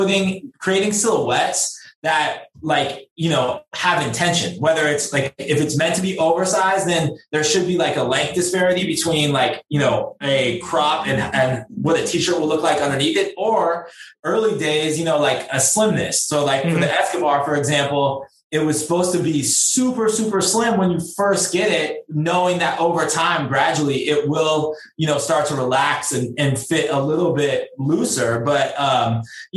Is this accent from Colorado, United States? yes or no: no; San Francisco, California, United States; I grew up in San Francisco